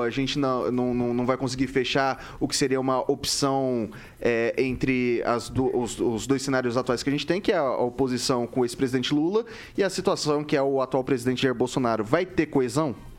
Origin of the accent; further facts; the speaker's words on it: Araçatuba, São Paulo, Brazil; moved away; lá na minha terra, em Aracatuba, interior de São Paulo